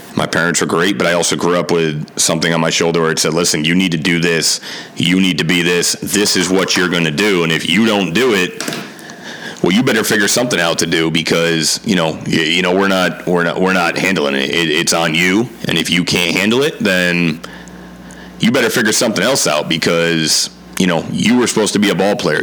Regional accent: Milford, Connecticut, United States; also born or lived in New Haven, Connecticut; born in New Haven, grew up in Milford, Connecticut

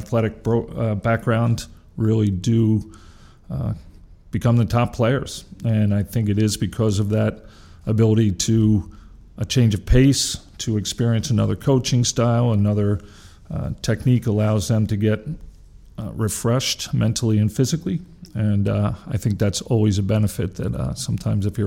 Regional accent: Whitemarsh Township, Pennsylvania, United States; I'm from White Marsh Township in Montgomery County

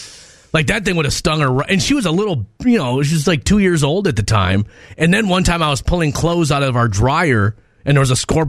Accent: Minnesota, United States; moved away; I was from Minnesota. I never saw a praying mantis in my life.

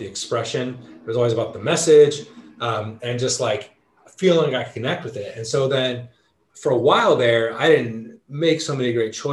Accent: Southern California, United States; growing up in Southern California

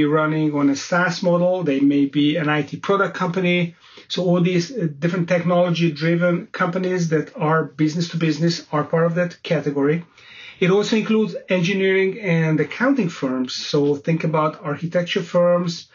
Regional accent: Budapest, Hungary; moved away as an adult; also born or lived in London; I set up my own investment banking boutique firm in my hometown of Budapest, Hungary

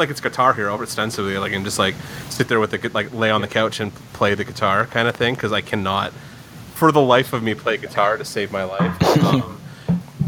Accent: St. Catharines, Ontario, Canada; moved away as an adult; now in Greater Toronto Area, Canada; We grew up in St. Catharines

